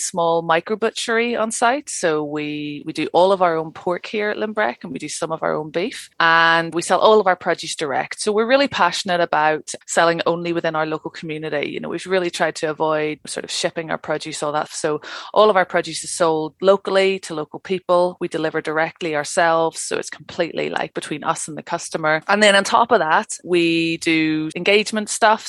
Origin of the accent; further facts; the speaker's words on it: Northern Ireland, United Kingdom; moved away as an adult; also born or lived in London; now in Cairngorms National Park, Scotland, United Kingdom; I'm originally from Northern Ireland